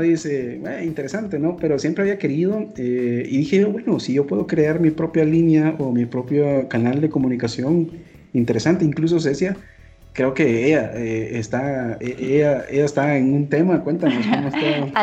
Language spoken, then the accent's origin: Spanish; Guatemala Department, Guatemala; aquí en Guatemala nosotros dividimos los lugares por departamentos, nosotros somos del departamento de Guatemala